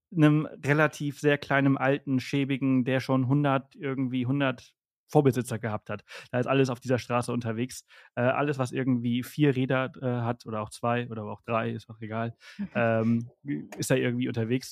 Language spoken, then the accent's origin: German; northern Mallorca, Balearic Islands, Spain; im Norden organisiert, wo ich herkomme und aufgewachsen bin